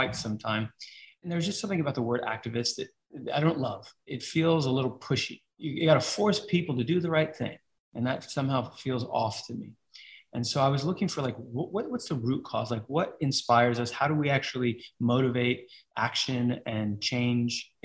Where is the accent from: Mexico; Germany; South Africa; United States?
United States; New York City, New York; I grew up in New York. I was a street rat, straight up, like grew up in the streets.